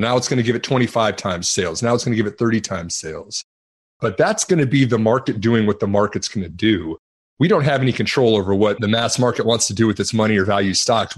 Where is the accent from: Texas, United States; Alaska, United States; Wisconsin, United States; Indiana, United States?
Texas, United States; I'm from Texas